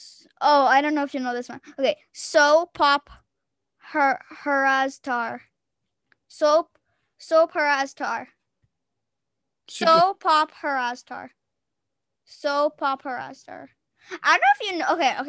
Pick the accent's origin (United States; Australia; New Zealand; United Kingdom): United Kingdom; England; Oh my gosh. I am English. What am I speaking French?